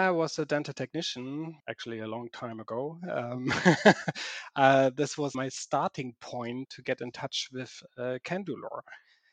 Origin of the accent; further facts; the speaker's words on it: Germany; English is a second language; I'm not from Switzerland too. So I'm from Germany